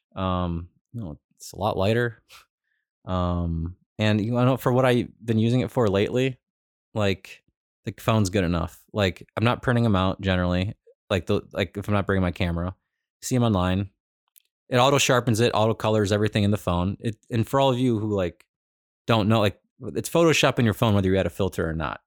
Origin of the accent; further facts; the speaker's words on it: Cleveland, Ohio, United States; I'm from Cleveland. I'm in California